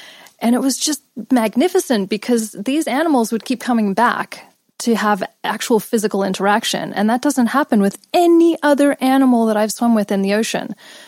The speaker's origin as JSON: {"language": "English", "town": "Los Angeles", "region": "California", "country": "United States", "tie": "born or raised there", "also_born_or_lived": "England / India / Australia"}